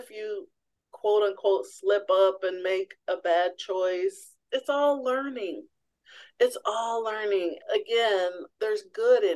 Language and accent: English; Missouri, United States; I grew up in the Show Me State in Missouri